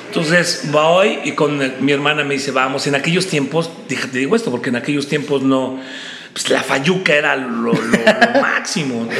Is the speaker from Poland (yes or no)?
no; State of Mexico, Mexico; nací en la Ciudad de México y mis padres fueron a vivir muy pronto a, la parte del Estado de México. La Ciudad de México está junta con el Estado de México. Y yo realmente desarrollé toda mi infancia, toda mi juventud en el Estado de México